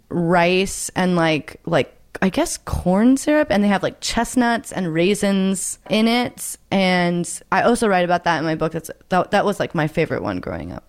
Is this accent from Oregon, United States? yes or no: yes; Oregon, United States; growing up in Oregon